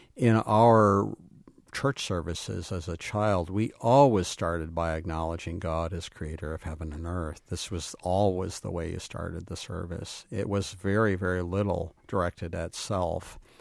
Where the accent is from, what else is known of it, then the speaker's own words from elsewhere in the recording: Grand Rapids, Michigan, United States; now in Dunn, Wisconsin, United States; I grew up in Grand Rapids in an urban church